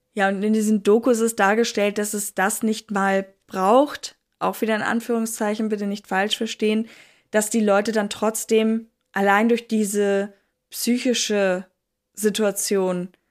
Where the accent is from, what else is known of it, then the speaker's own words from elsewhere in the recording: Northern Germany, Germany; ich bin Deutsche, ich gebe es offen zu. Aus dem hohen Norden komme ich her